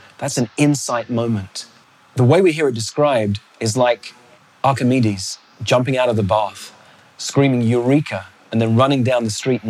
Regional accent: London, United Kingdom; also born or lived in Botswana; I come from London where we have double-decker buses.

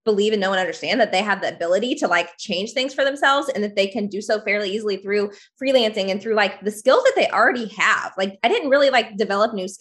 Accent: Northwest Arkansas, United States; I am from Northwest Arkansas. I live in the Ozark Mountains

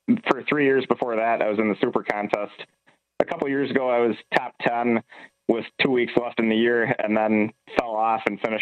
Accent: Wisconsin, United States; now in Minnesota, United States; I grew up in Wisconsin, so I'm a Packer fan

